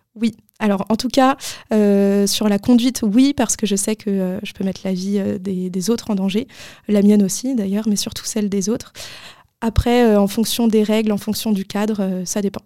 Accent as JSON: {"language": "French", "town": "Paris", "region": "Île-de-France", "country": "France", "tie": "born or raised there", "said": "quand j'étais jeune, moi j'habitais à Paris"}